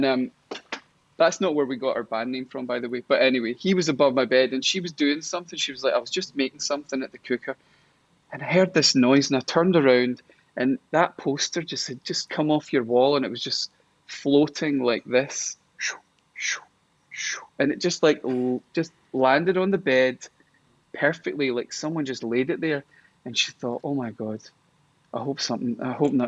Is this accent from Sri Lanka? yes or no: no; Stafford, West Midlands, United Kingdom; moved away; also born or lived in Crouch End, London; I was born in Stafford.